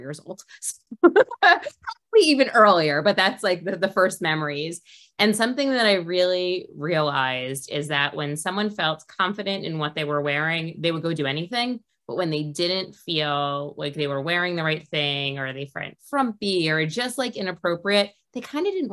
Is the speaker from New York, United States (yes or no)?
yes; New York City, New York, United States; Well, I'm from New York, from Queens, so I grew up 20 minutes outside of the city